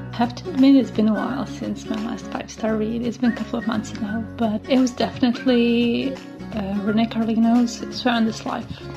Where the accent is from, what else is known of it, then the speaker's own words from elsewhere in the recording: Croatia; I come from Croatia